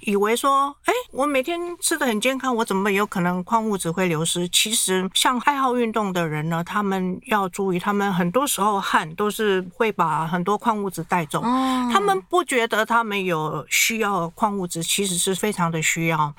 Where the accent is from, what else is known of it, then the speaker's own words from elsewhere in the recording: Taiwan; 我们台湾人一定要一颗里面什么都有